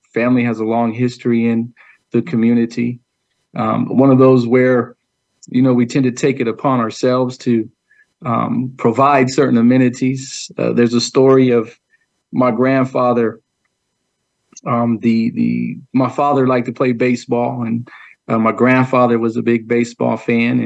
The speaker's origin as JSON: {"language": "English", "town": "San Diego", "region": "California", "country": "United States", "tie": "born or raised there", "said": "I grew up in Valencia Park."}